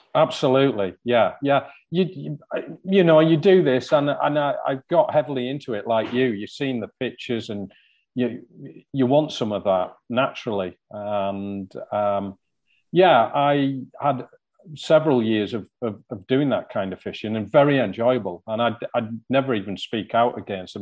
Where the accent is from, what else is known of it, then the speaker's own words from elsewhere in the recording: hometown near Newlands Beck, North West England, United Kingdom; the first stream I ever fished was one called Newlands Beck, just outside my hometown